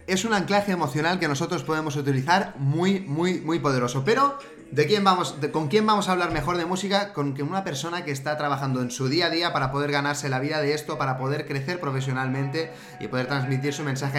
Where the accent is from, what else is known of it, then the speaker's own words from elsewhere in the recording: Spain; aquí, de mi pueblo, de San Esteban Sarrovinas